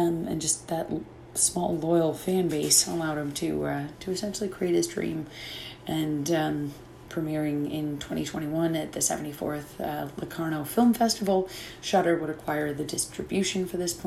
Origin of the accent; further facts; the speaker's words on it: Canada; being a Canadian